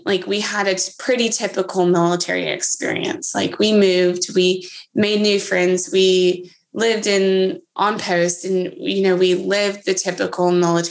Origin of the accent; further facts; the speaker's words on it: Texas, United States; also born or lived in Germany / Georgia / Kansas; So I was born in Germany and then we kind of moved. We lived in Georgia after, and then Kansas, and then wound up in Texas, which is where we ended up, and we never left.